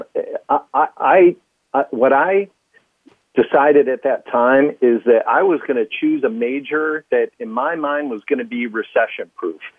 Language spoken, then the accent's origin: English; Midwest, United States; also born or lived in Chicago; being a Midwesterner